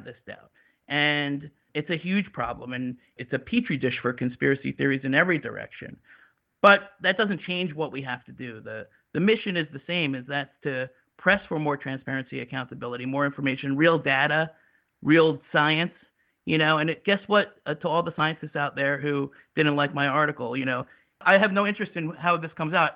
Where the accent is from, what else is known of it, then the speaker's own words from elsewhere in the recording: United States; as an American